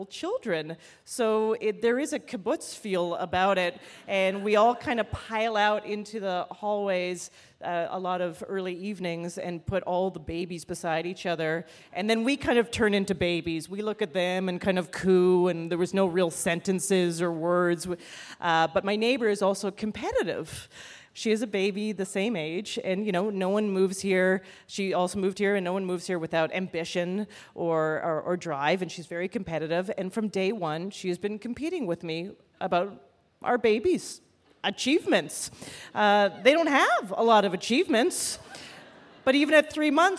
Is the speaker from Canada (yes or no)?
yes; Canada; moved away as an adult; also born or lived in Toronto; now in United States; I'm originally actually from Canada.